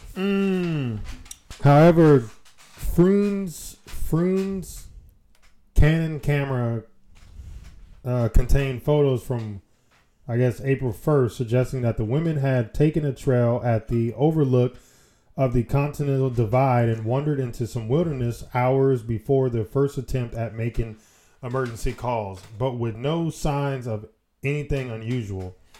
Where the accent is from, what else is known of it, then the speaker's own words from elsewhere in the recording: United States; we're American